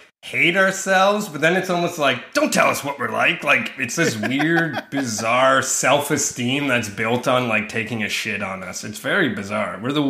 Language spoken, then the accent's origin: English; Sault Ste. Marie, Ontario, Canada; Sault Ste. Marie is like the north of the country that's kept still on the highway.